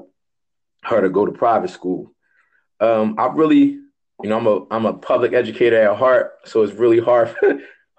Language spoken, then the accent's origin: English; Philadelphia, Pennsylvania, United States; I grew up in Philadelphia, so I'm a product of the public school system.